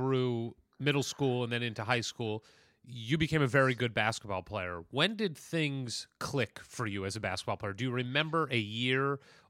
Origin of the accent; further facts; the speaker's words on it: St. Louis, Missouri, United States; Way, from my area, I'm from St. Louis